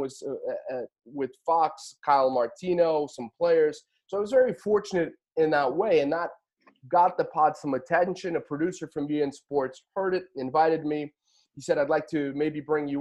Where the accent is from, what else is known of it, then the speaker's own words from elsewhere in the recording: Portugal; now in United States; I was born and raised in Portugal.